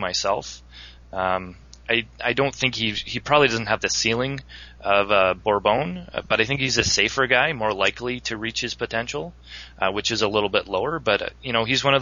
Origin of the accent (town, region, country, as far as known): Canada